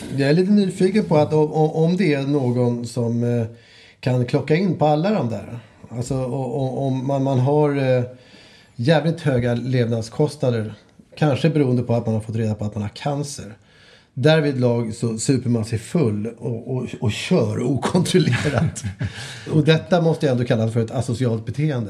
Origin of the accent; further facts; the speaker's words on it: Stockholm, Stockholm County, Sweden; Åsens torg ligger ute i Bromma och där, det område där jag växte upp.